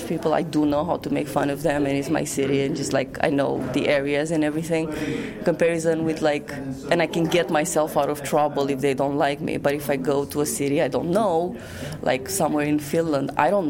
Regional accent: Romania; now in Amsterdam, Netherlands; I'm from Romania. I live in Amsterdam

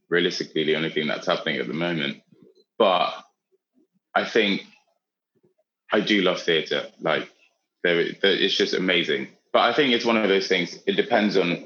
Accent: Austria; moved away; when I was growing up in Austria

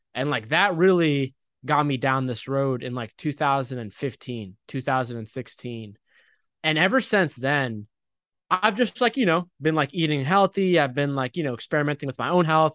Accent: United States; also born or lived in Egypt (ancestry); I was born in America, but, like, I'm Egyptian. My parents are Egyptian

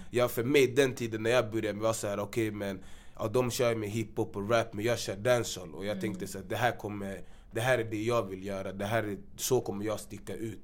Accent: Gambia; now in Sweden; jag är från Gambia också

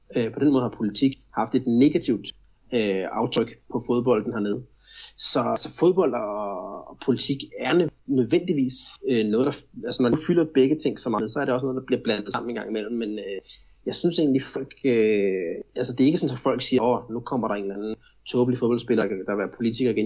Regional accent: Denmark; now in Brazil; hjemme i Danmark

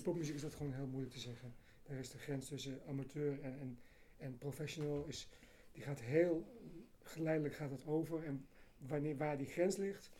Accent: Amersfoort, Utrecht, Netherlands; moved away; van oorsprong ben ik Amersfoort, maar al een tijdje weg.

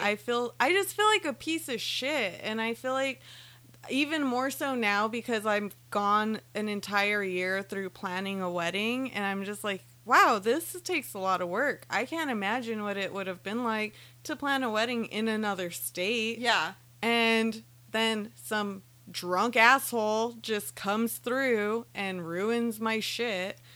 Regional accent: Silver City, New Mexico, United States; moved away; I went to New Mexico this past weekend, my hometown, Silver City

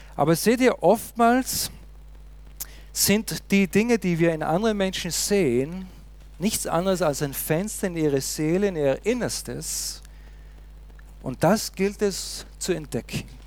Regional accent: Austria; uns Österreicher

